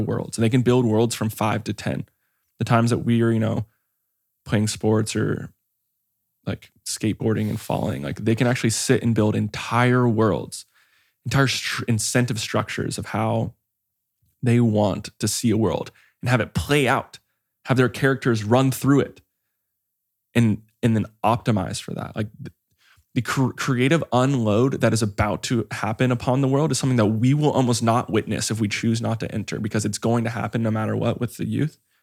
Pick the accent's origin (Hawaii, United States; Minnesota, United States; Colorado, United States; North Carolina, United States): Hawaii, United States; I grew up in Hawaii